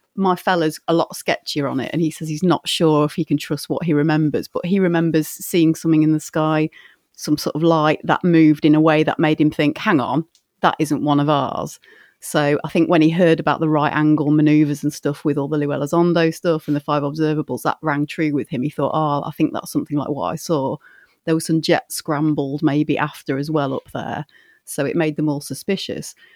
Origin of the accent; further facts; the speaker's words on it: Grimsby, Yorkshire and the Humber, United Kingdom; one had popped up in Grimsby, which is, like, seven miles north of where I am. That's, like, my hometown